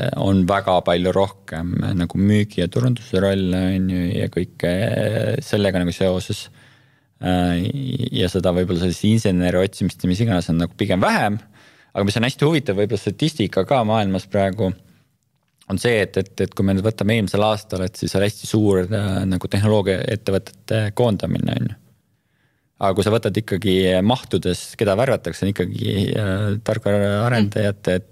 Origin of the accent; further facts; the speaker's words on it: Estonia; me oleme Eestist